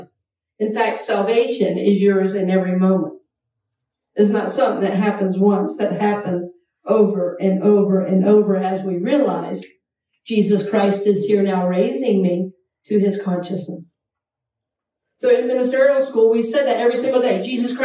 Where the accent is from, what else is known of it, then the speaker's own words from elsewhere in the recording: Georgia, United States; growing up in Georgia